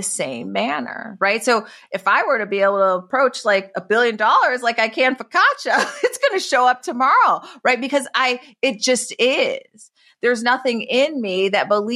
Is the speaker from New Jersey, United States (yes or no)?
no; Detroit, Michigan, United States; now in San Francisco, United States; I grew up in Detroit from my mother as a teenage mom. And like now I live like in San Francisco